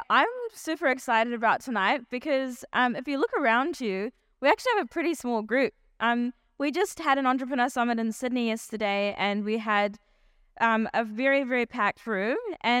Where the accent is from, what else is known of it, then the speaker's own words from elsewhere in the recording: South Africa; born there; I was born in South Africa to South African Indian parents. And my parents both grew up in South Africa during the apartheid era.